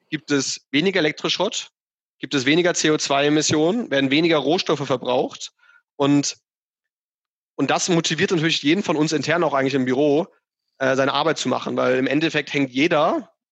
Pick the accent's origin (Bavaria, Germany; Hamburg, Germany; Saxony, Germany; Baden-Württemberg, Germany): Hamburg, Germany; dass nicht irgendwie meine Heimatstadt Hamburg überflutet ist äh, in, in zehn Jahren, weil da die Eiskappen komplett geschmolzen sind